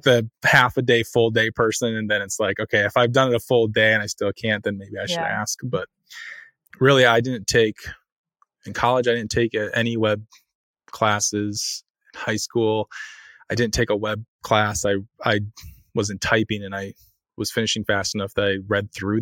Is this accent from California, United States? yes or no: no; Iowa, United States; moved away; I'm from Iowa originally